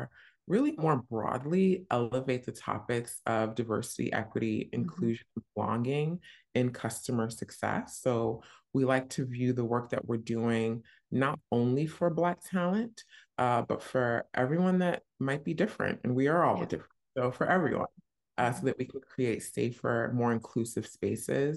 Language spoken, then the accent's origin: English; New Jersey, United States; moved away as an adult; also born or lived in New York; now in London, United Kingdom; I grew up in New Jersey, went to school super close by in New York